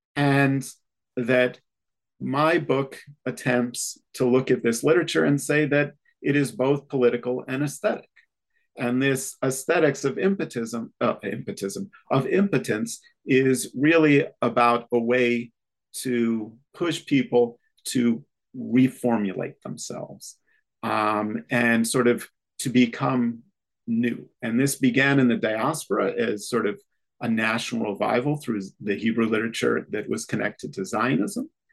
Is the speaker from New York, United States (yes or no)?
yes; Rochester, New York, United States; moved away as an adult; also born or lived in Israel; I grew up in Rochester, New York